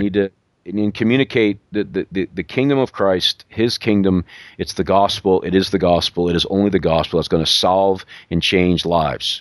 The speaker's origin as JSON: {"language": "English", "region": "New York", "country": "United States", "moved": "yes", "said": "I'm from New York"}